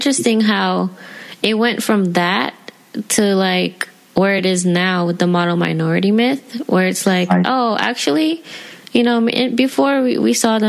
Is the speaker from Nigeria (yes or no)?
no; Philippines; that's why I always just reference the Philippines because I am Filipino.